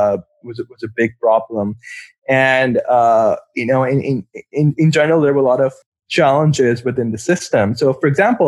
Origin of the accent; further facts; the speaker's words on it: Pakistan; moved away as an adult; now in Cleveland, United States; I'm from Pakistan. That's where I was born and grew up and did my medical school as well